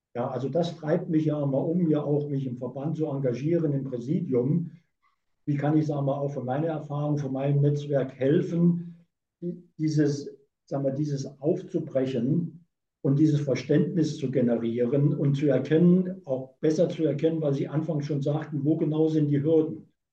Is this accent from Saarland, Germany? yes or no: yes; Saarland, Germany; now in Hamburg, Germany; Ich bin geborener Saarländer